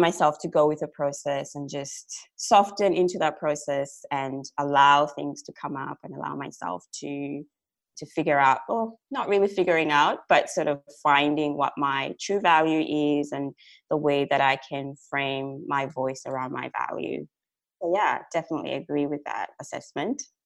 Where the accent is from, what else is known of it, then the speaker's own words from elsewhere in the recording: Zambia; moved away as an adult; now in Australia; so I'm originally from Zambia, which is like a small country in southern Africa. I moved to Australia in 2009